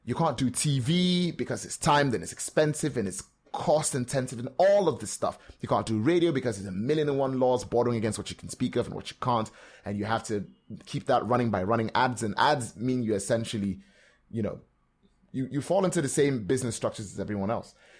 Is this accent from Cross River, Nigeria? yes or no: yes; Calabar, Cross River, Nigeria; born or raised there; moved away; also born or lived in Port Harcourt, Rivers State